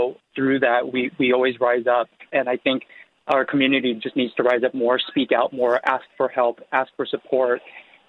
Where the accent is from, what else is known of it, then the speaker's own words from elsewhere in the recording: San Francisco, California, United States; as a Korean American, born and raised in San Francisco.